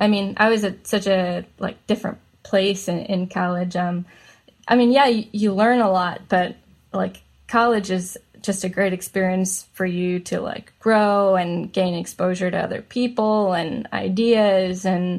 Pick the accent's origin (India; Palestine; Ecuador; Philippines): India; I'm Indian, so of course I was going to be a doctor.